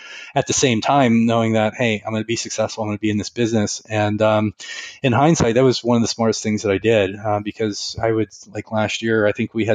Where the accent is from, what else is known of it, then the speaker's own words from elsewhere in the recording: Western Pennsylvania, United States; moved away as an adult; now in Northeast Ohio, United States; I grew up in Western Pennsylvania, and here I am in Northeast Ohio